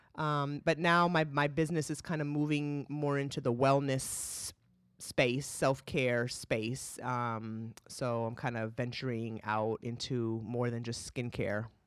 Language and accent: English; California, United States; also born or lived in Boston; now in North Carolina, United States; I feel so blessed to have h, had my upbringing in California with the mix of culture.